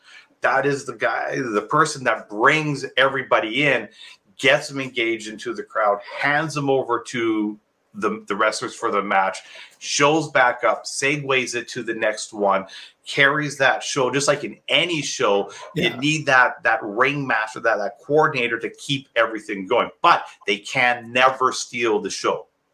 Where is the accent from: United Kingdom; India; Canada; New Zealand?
Canada; Calgary, Alberta; I'm from Calgary, so, you know, I grew up watching Stampede.